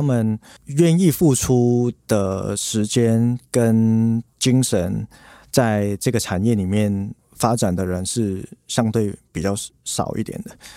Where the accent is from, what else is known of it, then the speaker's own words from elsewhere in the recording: Hong Kong; now in Taiwan; 我是在香港出生